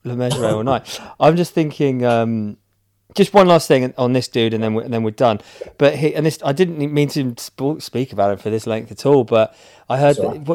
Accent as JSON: {"language": "English", "town": "Chiddingfold", "region": "South East England", "country": "United Kingdom", "tie": "born or raised there", "said": "I grew up in Chiddingfold"}